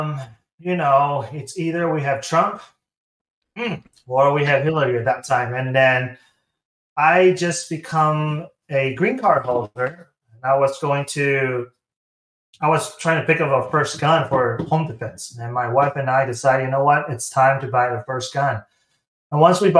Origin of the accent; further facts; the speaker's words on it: Taiwan; moved away as an adult; I am from Taiwan. So Taiwan, and I moved here in 2013.